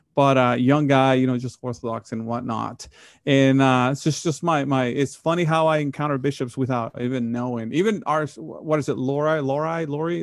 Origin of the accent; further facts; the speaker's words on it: Monterrey, Nuevo León, Mexico; moved away; the parish that, that I grew up in, Monterey, Mexico